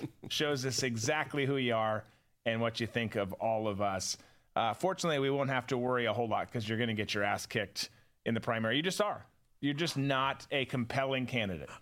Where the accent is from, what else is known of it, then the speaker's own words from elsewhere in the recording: Rochester, Minnesota, United States; my teachers growing up in Rochester, Minnesota.